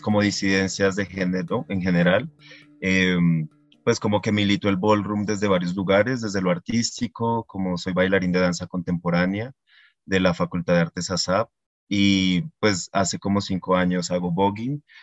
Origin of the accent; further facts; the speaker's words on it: Barbosa, Santander, Colombia; now in Bogotá, Colombia; yo soy de Barbosa, Santander, un pueblo al sur de Santander